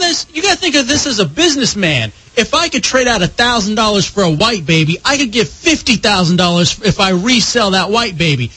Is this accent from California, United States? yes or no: no; Dallas, Texas, United States; I played on this uh, baseball team when I was growing up in Dallas